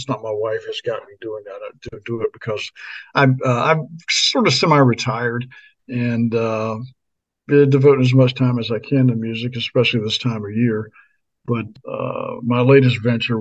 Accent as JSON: {"language": "English", "region": "Maryland", "country": "United States", "tie": "born or raised there", "also_born_or_lived": "Florida / Nashville, Tennessee", "moved": "as an adult", "lives_now": "Anchorage, United States", "said": "I grew up in Maryland"}